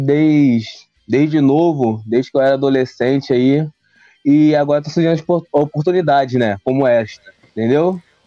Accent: Rio de Janeiro, Brazil; sou do Rio de Janeiro, Campo Grande, Zona Oeste do, do Rio de Janeiro

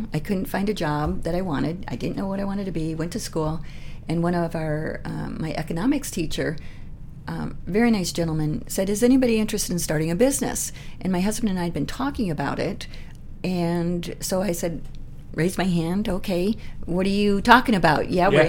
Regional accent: Michigan, United States; also born or lived in Richland, Washington / Seattle / North Carolina; now in Spokane, United States; I lived in Michigan. I grew up mostly in Michigan. I've lived in North Carolina. Mm-hmm. I was actually born in Richland, Washington.

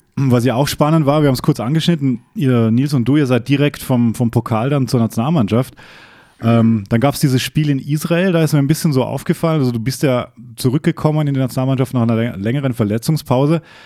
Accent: Bregenz, Vorarlberg, Austria; in meiner Heimat

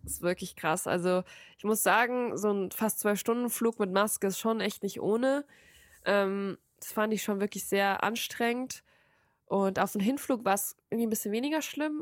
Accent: Frankfurt, Hesse, Germany; ich komme aus Frankfurt

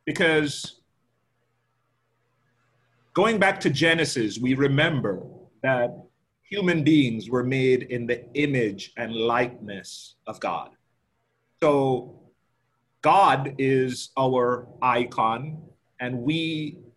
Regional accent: Jamaica; as a Jamaican, growing up in Jamaica, and as a Black man

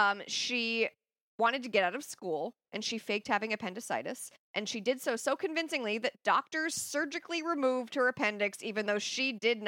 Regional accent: Philadelphia, Pennsylvania, United States; I am from the Philadelphia area

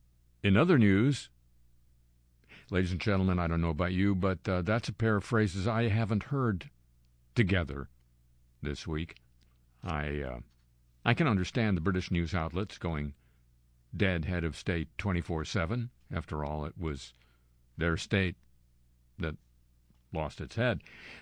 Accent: United States; as an American

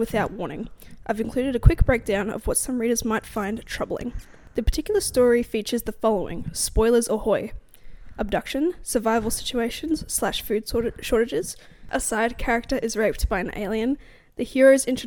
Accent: Australia; we're Australian

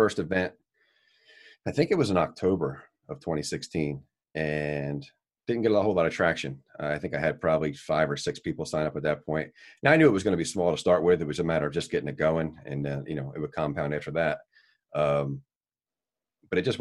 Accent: Dennis Township, New Jersey, United States; I was born and raised in Dennis Township. I grew up in South Seaville, now reside in South Dennis my entire life

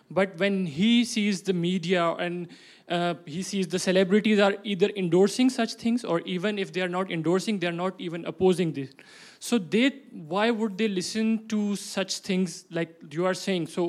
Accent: Pakistan; let me tell you about myself. I'm from Pakistan, basically.

